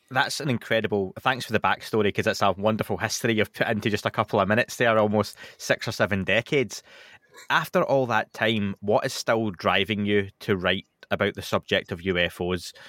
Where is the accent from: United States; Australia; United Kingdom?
United Kingdom; being British